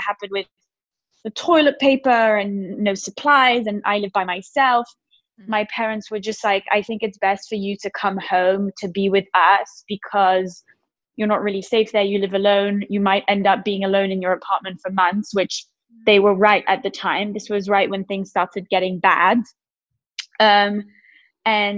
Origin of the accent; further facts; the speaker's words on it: Switzerland; I'm from Switzerland.